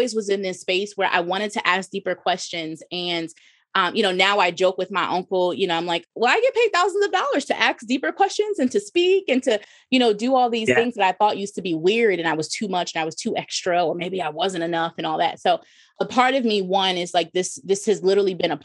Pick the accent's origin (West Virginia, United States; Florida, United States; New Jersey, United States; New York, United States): New Jersey, United States; moved away as an adult; also born or lived in Midwest; I'm from Jersey